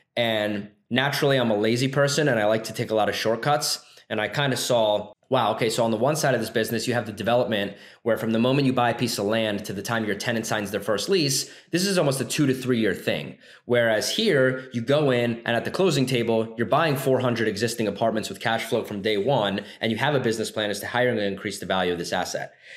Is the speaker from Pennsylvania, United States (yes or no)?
yes; Philadelphia, Pennsylvania, United States; I'm from the Philadelphia area, grew up here, um, lived in kind of the suburbs, and uh, migrated to the city for college